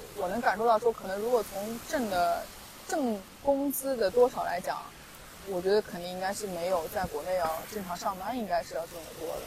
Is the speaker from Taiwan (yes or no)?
no; Xinjiang, China; 一个新疆人